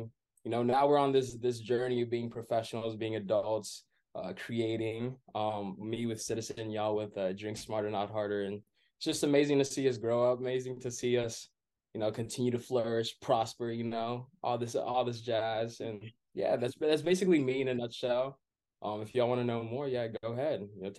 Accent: Phoenix, Arizona, United States; moved away as an adult; also born or lived in Los Angeles, California; So I am very much the Burundian American. They came here in 1998. I was born in 2000, and, you know, we've been in Arizona ever since.

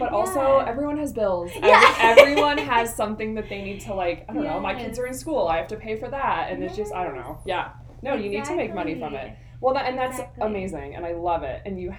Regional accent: Michigan, United States; I'm from Michigan.

